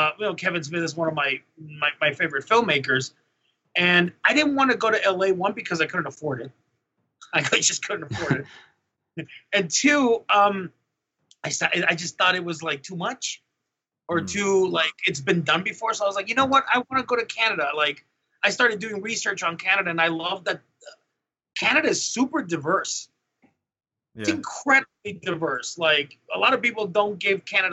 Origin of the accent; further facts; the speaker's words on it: Mexico; moved away; in Mexico